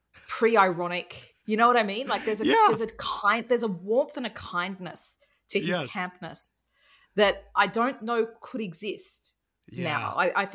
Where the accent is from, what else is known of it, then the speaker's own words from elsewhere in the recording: Australia; I'm Australian, and white Australia is, you know, was it has a convict history